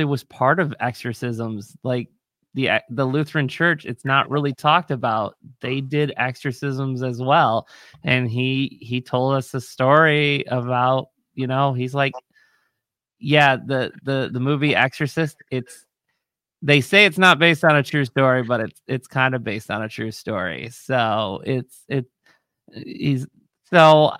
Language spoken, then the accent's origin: English; Ohio, United States; I grew up in Ohio